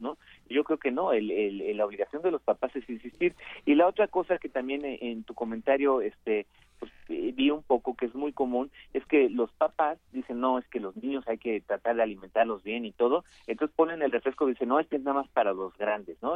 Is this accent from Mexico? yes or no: yes; Mexico; como mexicanos